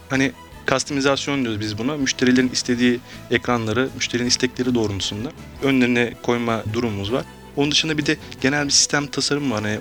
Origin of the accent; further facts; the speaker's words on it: Afyon, Afyonkarahisar, Turkey; born there; now in Istanbul, Turkey; 1981 yılında Afyon'da doğdum ben.